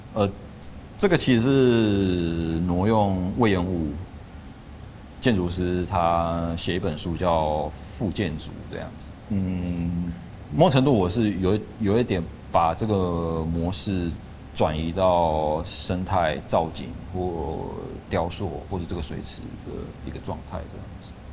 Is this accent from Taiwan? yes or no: yes; Lukang, Changhua County, Taiwan; 我的老家是住在，因为住鹿港嘛，所以它是靠海边，就基本上我家就是靠海边